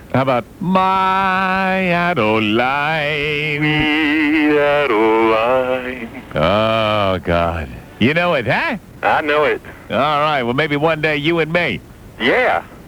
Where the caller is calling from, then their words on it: San Diego, California, United States; I'm calling from La Jolla.